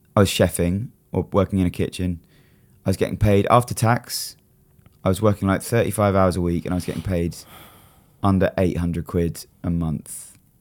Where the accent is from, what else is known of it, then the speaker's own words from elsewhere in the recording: Brighton, South East England, United Kingdom; it was just in Brighton, in my hometown